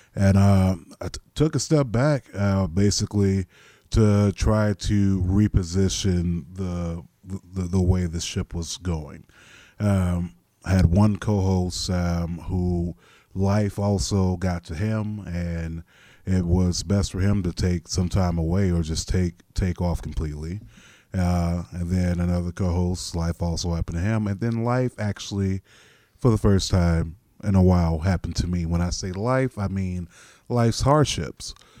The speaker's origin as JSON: {"language": "English", "region": "Florida", "country": "United States", "also_born_or_lived": "Nashville", "moved": "as an adult", "lives_now": "Ohio, United States", "said": "I left my home state of Florida and I drove from Florida to Nashville"}